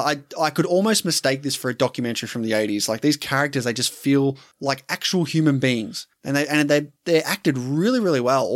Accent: New Zealand; It perfectly encapsulates what growing up in New Zealand in the late 80s was like.

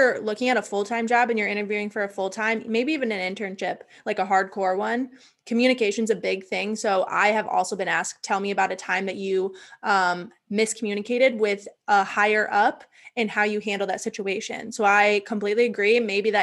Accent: Dyersville, Iowa, United States; I'm from Dyersville, Iowa

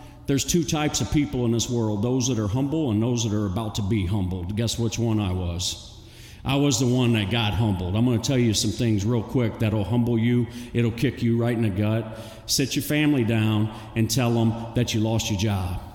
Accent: Texas City, Texas, United States; I grew up in Texas City, Galveston

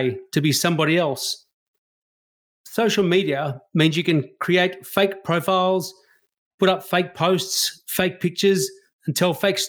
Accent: Australia; a white Australian

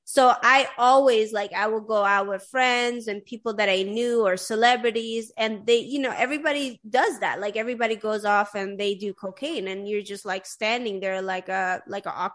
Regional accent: Sweden; I grew up in Sweden

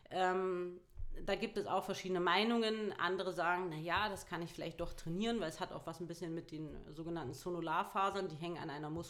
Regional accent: Harz, Germany; Also egal, ich habe auch bin zwölfmal umgezogen, das heißt ganz ursprünglich komme ich eigentlich aus dem Harz.

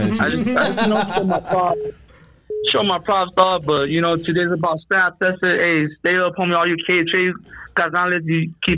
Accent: El Monte, California, United States; Well, all my family's from Rockwood. I'm from Monte.

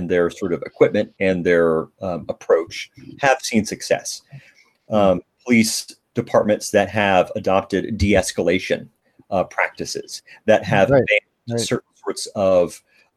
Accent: Dallas, Texas, United States; moved away as an adult; now in Minneapolis, United States; I grew up in the Dallas Fort Worth metropolitan area in Texas.

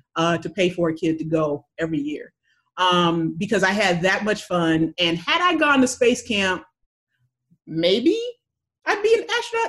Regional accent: California, United States; I was from California.

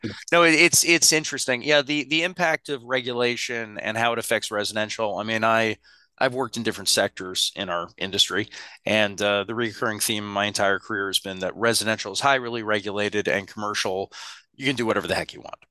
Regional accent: United States; I'm an American

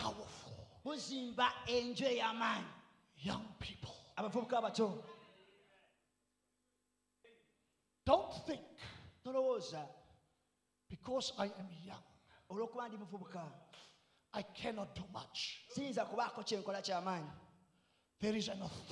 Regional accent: South Africa; accent: South African; now in New Zealand; my South African accent

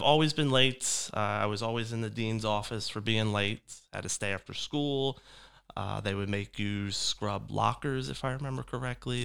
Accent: Delran, New Jersey, United States; also born or lived in Philadelphia, Pennsylvania; I was raised in Del Ran, New Jersey, just right over the bridge from Philadelphia

